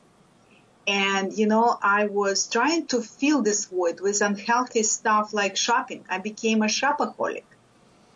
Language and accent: English; Lithuania; English is a second language; moved away as an adult; now in United States; I am a first-generation immigrant from Lithuania. I came to the States over 30 years ago. And when I came, even though I had a master's degree in physics, I did not speak English.